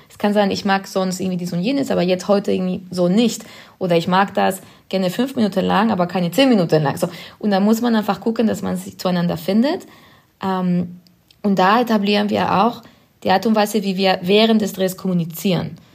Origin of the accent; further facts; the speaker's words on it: Spain; German is a second language; now in Berlin, Germany; ich komme aus Spanien ursprünglich und bin da aufgewachsen